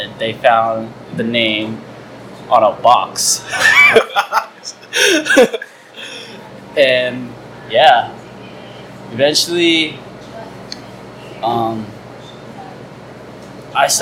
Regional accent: San Diego, California, United States; also born or lived in Virginia; I moved over here fifth grade

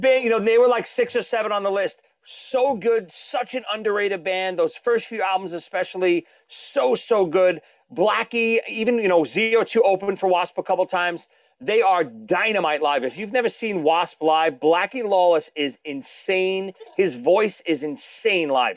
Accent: New York City, New York, United States; from Brooklyn

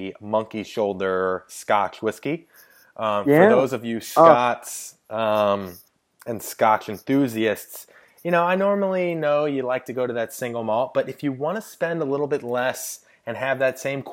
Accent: St. Louis, Missouri, United States; I am from St. Louis, Missouri.

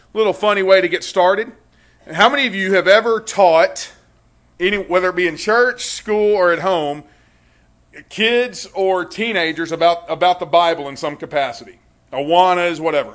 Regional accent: Louisiana, United States; now in Conroe, United States; I was born and raised in Louisiana, though, so if you have a hard time understanding me, that's probably why.

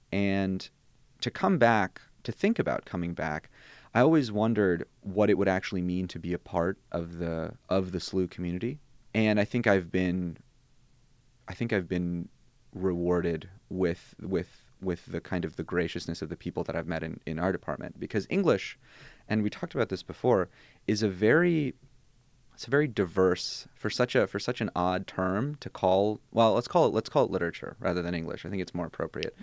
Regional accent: St. Louis, Missouri, United States; first language Bosnian; English is a second language; also born or lived in Germany / Columbia, Missouri / New Orleans; moved to the States fairly young

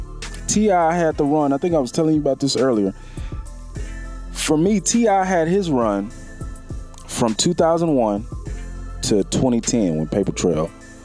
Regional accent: Houston, Texas, United States; I'm from Houston

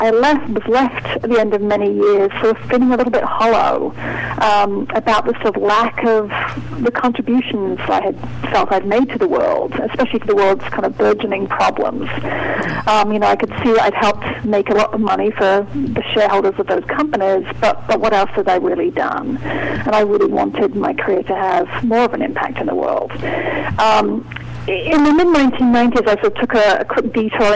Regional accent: United Kingdom; moved away as an adult; now in New England, United States; I'm not originally from the New England area, but I've been working hard on my New England accent for a couple of decades now. But I grew up in the United Kingdom

